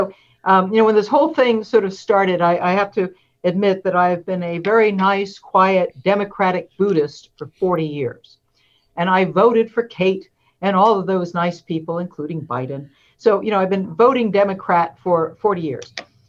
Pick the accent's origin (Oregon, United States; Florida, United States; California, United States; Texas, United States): Oregon, United States; I'm afraid I'm from Oregon